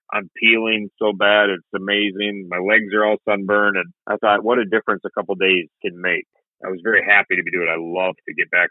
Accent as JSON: {"language": "English", "region": "Minnesota", "country": "United States", "said": "I'm from Minnesota."}